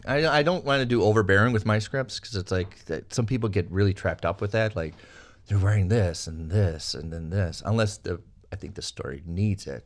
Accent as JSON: {"language": "English", "region": "Minnesota", "country": "United States", "said": "I'm a kid from Minnesota"}